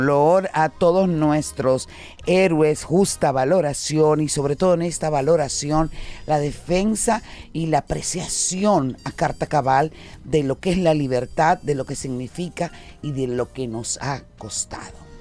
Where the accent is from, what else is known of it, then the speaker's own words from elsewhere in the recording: Dominican Republic; tú eres una muestra de lo que somos realmente los dominicanos